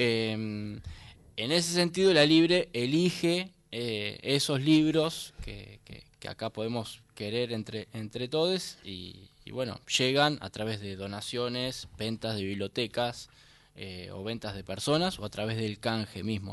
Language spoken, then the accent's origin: Spanish; Uruguay; moved away; yo soy uruguayo y me vine, igual me vine con una valija con libros